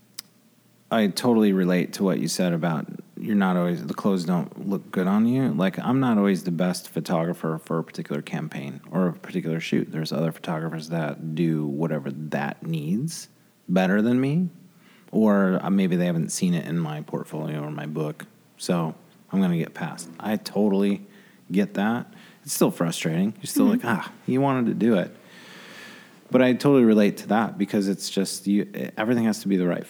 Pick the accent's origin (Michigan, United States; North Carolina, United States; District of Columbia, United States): Michigan, United States; Grand Rapids; We're from Grand Rapids, Michigan